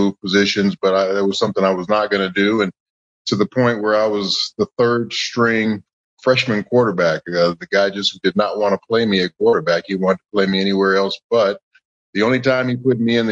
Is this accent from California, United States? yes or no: yes; Los Angeles, California, United States; I grew up in Los Angeles.